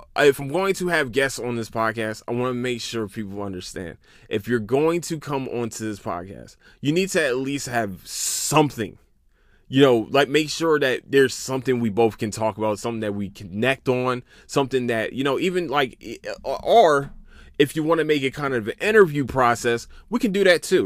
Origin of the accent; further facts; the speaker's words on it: Philadelphia, Pennsylvania, United States; also born or lived in Camden, New Jersey; now in Texas, United States; I'm from Philadelphia